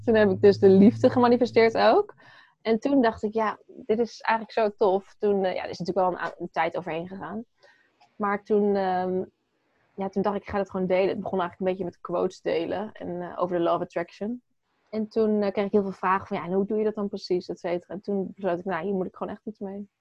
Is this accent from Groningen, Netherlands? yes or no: no; Apeldoorn, Gelderland, Netherlands; ik ben geboren in Apeldoorn.